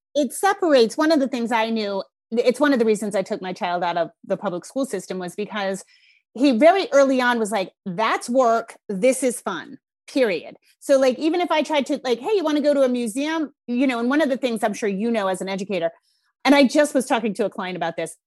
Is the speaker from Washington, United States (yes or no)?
no; Rhode Island, United States; accent: Rhode Island; my Rhode Island accent's coming out thick